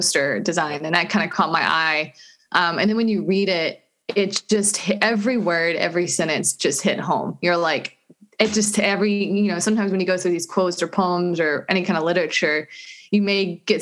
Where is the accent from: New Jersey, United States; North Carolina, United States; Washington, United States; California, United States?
North Carolina, United States; also born or lived in Venice, Los Angeles; now in Inglewood, United States; I'm from North Carolina